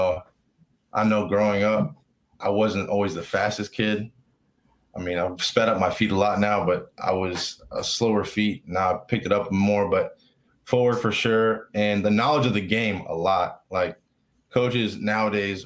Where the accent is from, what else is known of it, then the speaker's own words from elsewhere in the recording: Richmond, Virginia, United States; also born or lived in Florida; I was born in Florida, and we moved up here when I was like young, kindergarten pretty much. So I claim Richmond